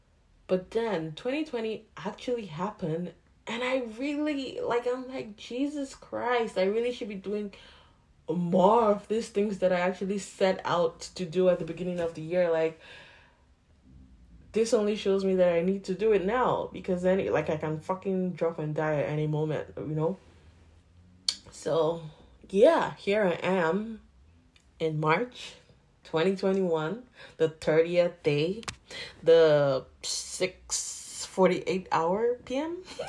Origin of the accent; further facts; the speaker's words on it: Nigeria; now in Canada; So I'm still Nigerian. Like, I don't want to be just Nigerian, you know, but condition and everything. So I'm supposed to be Nigerian Canadian.